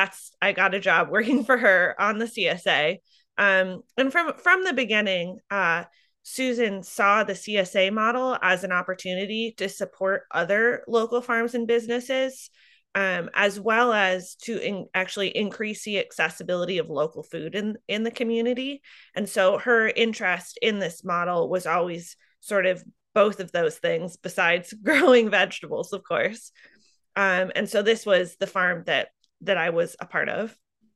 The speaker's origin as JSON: {"language": "English", "town": "Solon", "region": "Iowa", "country": "United States", "tie": "born or raised there", "said": "I grew up outside of Solon, where I now farm, in eastern Iowa. And I grew up in sort of a farming community, but my parents didn't farm."}